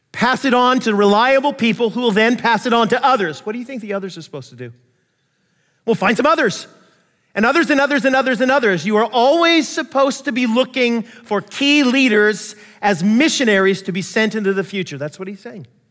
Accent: United States; I'm American, I grew up not to trust the Russians

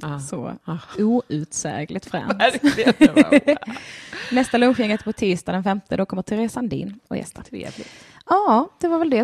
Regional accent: Skåne, Sweden; now in Stockholm, Sweden; jag var skåning

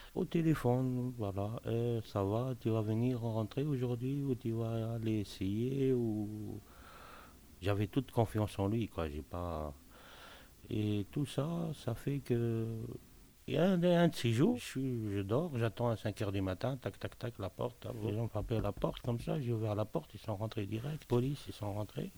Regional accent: Tunisia; moved away as an adult; now in Belgium; je suis native de Tunisie. Ça fait maintenant 18 ans que je suis en Belgique.

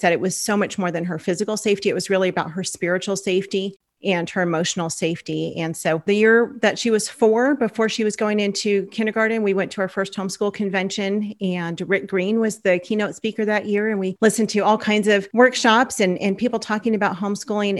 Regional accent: Los Angeles, California, United States; moved away as an adult; now in Oklahoma, United States; we're from Los Angeles

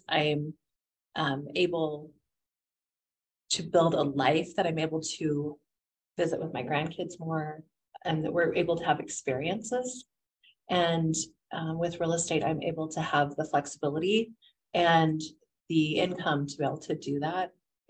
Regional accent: Utah, United States; And being born and raised in Utah, I'm shocked at how much I don't know.

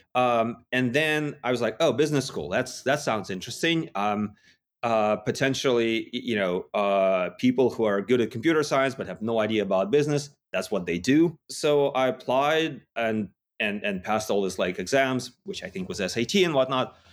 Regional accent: Yekaterinburg, Sverdlovsk Oblast, Russia; moved away; I was in Russia in a, in a relatively small city called Yekaterinburg

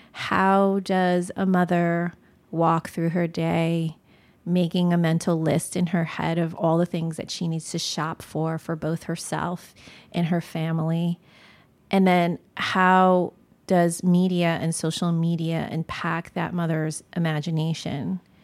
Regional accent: United States; I was born in America

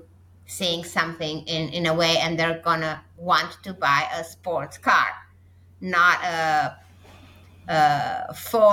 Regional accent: Romania; my home country of Romania

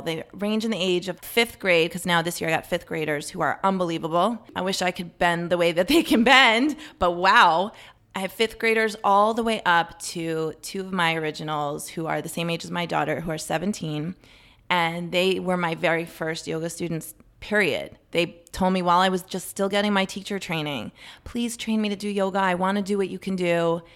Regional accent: Potomac, Maryland, United States; I grew up in Maryland, in Potomac

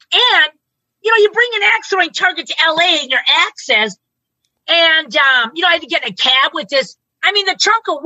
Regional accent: Maine, United States; I'm from Maine

